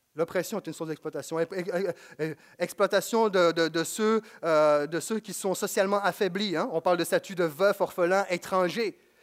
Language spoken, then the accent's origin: French; Quebec, Canada